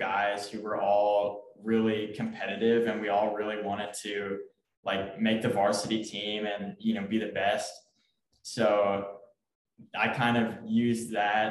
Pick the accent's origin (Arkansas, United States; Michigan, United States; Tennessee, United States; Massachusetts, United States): Tennessee, United States; Memphis; I'm from Memphis, Tennessee